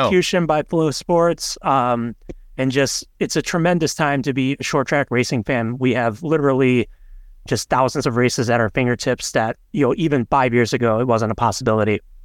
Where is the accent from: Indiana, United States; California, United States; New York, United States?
Indiana, United States; as a Hoosier